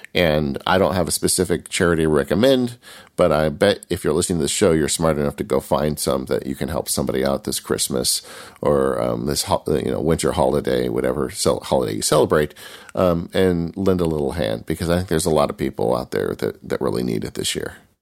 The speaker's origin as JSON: {"language": "English", "region": "California", "country": "United States", "said": "I'm from California"}